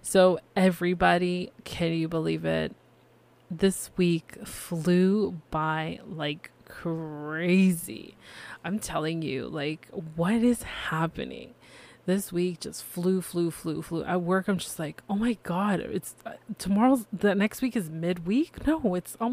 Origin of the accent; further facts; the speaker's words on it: Canada; I am Canadian